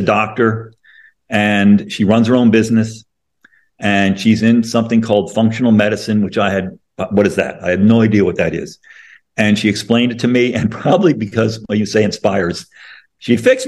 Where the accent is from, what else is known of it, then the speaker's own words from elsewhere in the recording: Connecticut, United States; moved away as an adult; also born or lived in Illinois; I grew up in Connecticut and I went to school in Illinois